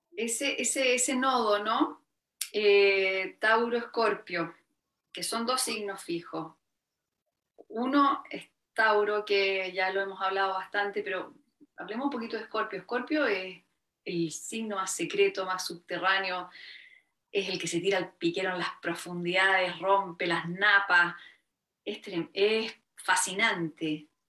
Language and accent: Spanish; Chile; esta cosa que tenemos mucho los, chilenos